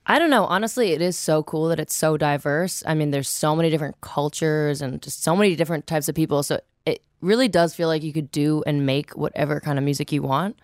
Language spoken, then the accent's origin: English; Toronto, Ontario, Canada; I'm actually from Toronto proper